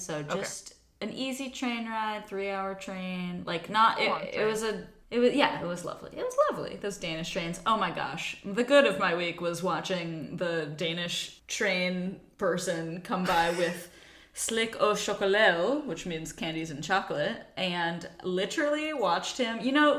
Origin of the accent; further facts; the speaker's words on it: Virginia, United States; now in Denmark; born and raised in Virginia.